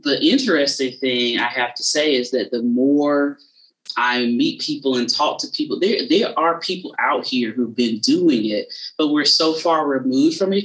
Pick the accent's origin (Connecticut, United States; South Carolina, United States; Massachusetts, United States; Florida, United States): South Carolina, United States; I'm from South Carolina, but I'm right on the border of Georgia is where I'm from